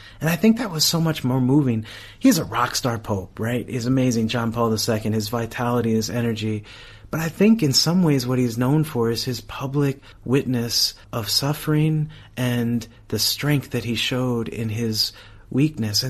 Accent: United States; I'm from America

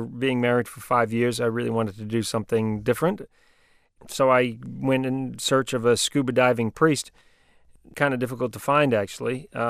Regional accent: New Zealand; accent: New Zealand; I'm a New Zealander. My accent has changed a little bit, but I've spent my life living around the world, and so my accent is pretty mixed up.

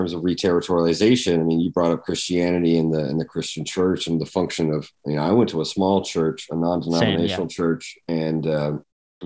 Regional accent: Georgia, United States; growing up in Georgia, in a maybe a slightly bigger town, but still a small town in Georgia

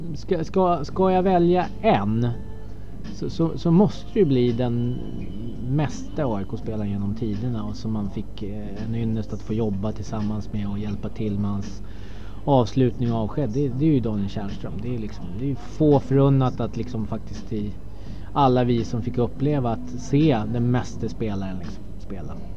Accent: Stockholm, Stockholm County, Sweden; jag är ju uppväxt på Södermalm

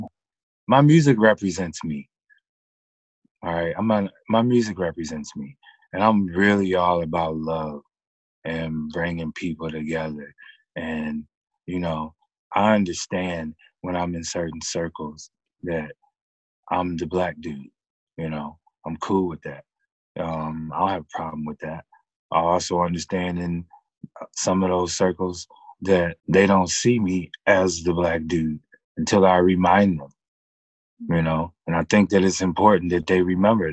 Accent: Pontiac, Michigan, United States; I was born in Pontiac, Michigan. I'm still in the metro Detroit area right now.

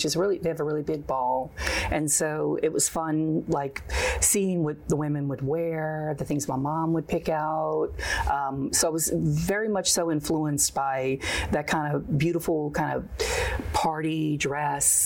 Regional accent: New Orleans, Louisiana, United States; growing up in New Orleans

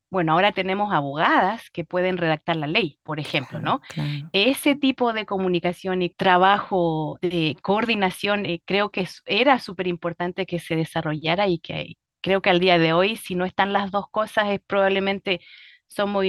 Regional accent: Chile; ha sido sumergirme en una parte de mi propia historia, no solo como chilena, ¿verdad? Sino que también el tema del voto para la mujer en mi país

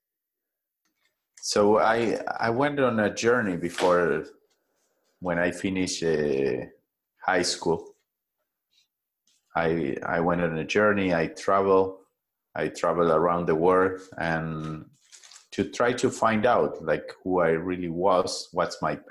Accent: Buenos Aires, Argentina; now in Costa Rica; I grew up in a big city. I was born in Argentina, in Buenos Aires, and I was sent to a traditional school

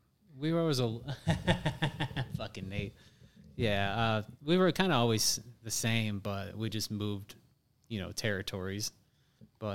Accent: Hebron, Indiana, United States; also born or lived in Valparaiso, Indiana; I came over from Hebron

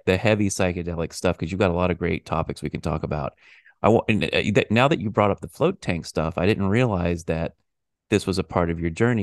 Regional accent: United States; I'm an American

